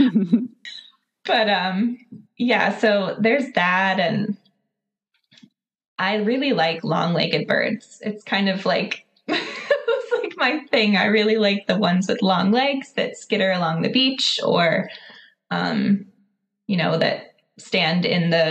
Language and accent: English; Pittsburgh, Pennsylvania, United States; moved away as an adult; now in Lancaster, United States; I grew up near Pittsburgh and moved. So that was the west side of Pennsylvania. I moved out east, so I'm in Lancaster now